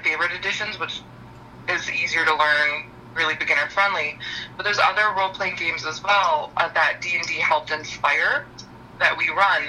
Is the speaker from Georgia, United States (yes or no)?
no; Detroit, Michigan, United States; moved away as an adult; now in Livingston County, United States; I'm originally from the Metro Detroit area